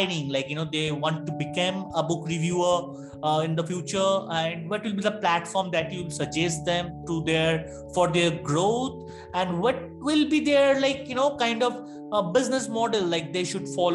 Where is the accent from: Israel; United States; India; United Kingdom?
India; I'm from India